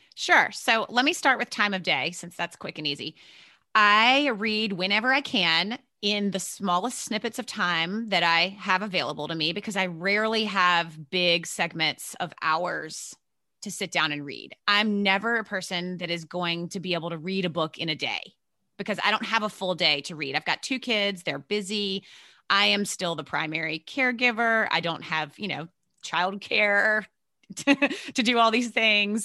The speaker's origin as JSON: {"language": "English", "region": "Virginia", "country": "United States", "tie": "born or raised there", "also_born_or_lived": "New York City area, United States", "moved": "as an adult", "said": "I grew up in Virginia, so southern, but not way down south"}